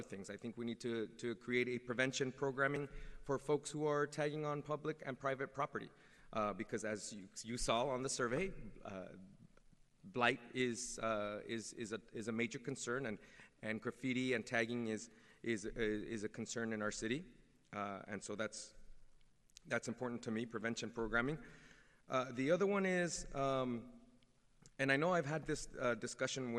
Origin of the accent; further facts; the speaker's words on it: San Jose, California, United States; the neighborhood that I grew up in the Washington neighborhood